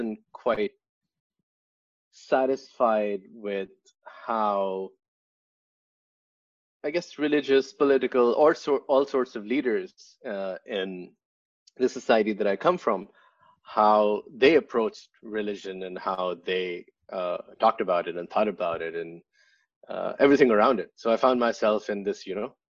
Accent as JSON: {"language": "English", "country": "Pakistan", "tie": "born or raised there", "also_born_or_lived": "Finland / Sweden", "moved": "as an adult", "lives_now": "New York, United States", "said": "I grew up in Pakistan."}